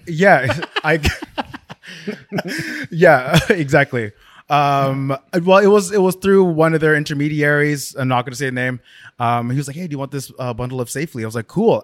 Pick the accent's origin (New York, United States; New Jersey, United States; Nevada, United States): New Jersey, United States; South Orange; Grew up in South Orange, New Jersey.